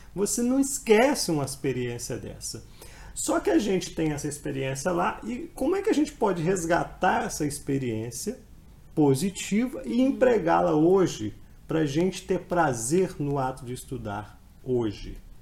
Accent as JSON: {"language": "Portuguese", "town": "Colatina", "region": "Espírito Santo", "country": "Brazil", "tie": "born or raised there", "said": "Eu nasci na cidade do interior, do Espírito Santo, né, cidade de Colatina, cidade que eu, minha cidade natal."}